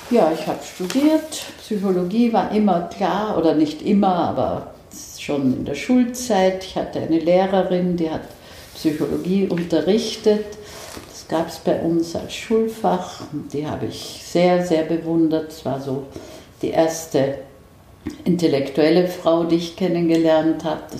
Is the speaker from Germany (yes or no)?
no; Vienna, Austria; born there; Also ich bin in Wien geboren und äh, habe in Österreich noch immer ein Haus, nicht sehr weit von Wien entfernt.